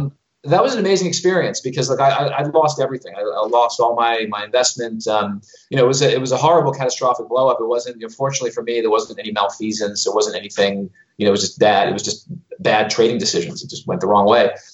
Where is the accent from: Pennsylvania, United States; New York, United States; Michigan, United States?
New York, United States; New York City; moved away as an adult; also born or lived in London / Dubai / Moscow; I was born in Brooklyn, New York